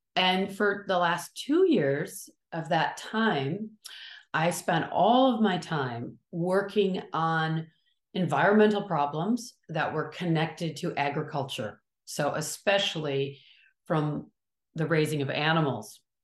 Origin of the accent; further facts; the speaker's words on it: Kalamazoo, Michigan, United States; now in California, United States; I'm from sort of the middle, upper middle part of the country, the state of Michigan